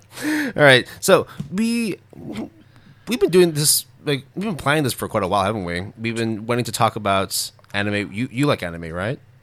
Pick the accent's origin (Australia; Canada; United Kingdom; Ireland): Canada; growing up in Canada